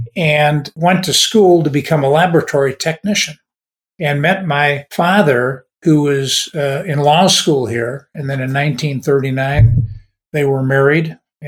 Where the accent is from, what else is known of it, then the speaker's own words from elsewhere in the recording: Waupun, Wisconsin, United States; moved away as an adult; also born or lived in Fond du Lac, Wisconsin / Nebraska; I lived in Walpun for the first 18 years of my life and went to high school there, I wasn't born there because of the lack of a hospital.